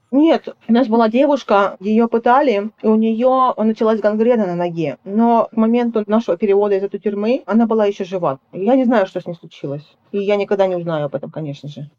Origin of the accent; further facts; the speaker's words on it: Russia; moved away; я из России